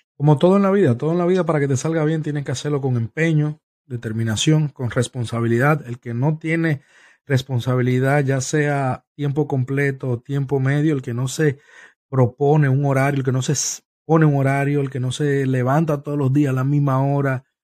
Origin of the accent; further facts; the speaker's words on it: Santo Domingo, Distrito Nacional, Dominican Republic; now in Tampa, United States; Nos crecimos juntos, nos criamos juntos, fuimos vecinos en Santo Domingo por muchos años, hasta que ambos eh, decidimos em, emigrar